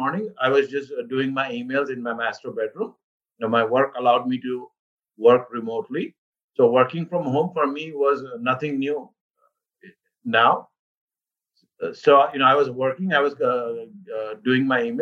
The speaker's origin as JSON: {"language": "English", "town": "Mumbai", "region": "Maharashtra", "country": "India", "tie": "born or raised there", "also_born_or_lived": "Cleveland, United States / Boston, United States", "moved": "as an adult", "lives_now": "Northern Virginia, United States", "said": "I was born in India, and I grew up in Mumbai. So this is pretty much my town, my birth town"}